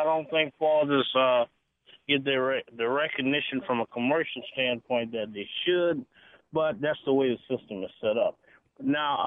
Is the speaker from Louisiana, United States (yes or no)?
yes; New Orleans, Louisiana, United States; moved away as an adult; now in Hattiesburg, United States; my hometown of New Orleans